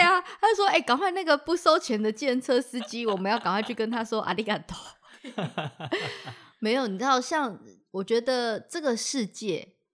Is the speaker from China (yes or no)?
no; Taiwan; 我们台湾人就是出口闭口就是谢谢嗯，请谢谢对不起，老师嗯从小就有教